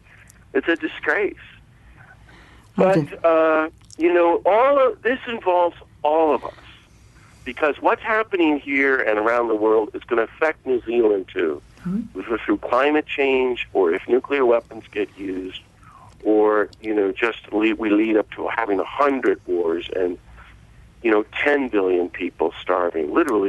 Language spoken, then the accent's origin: English; United States; there's nobody more ignorant than us Americans, and we're very arrogant about our ignorance.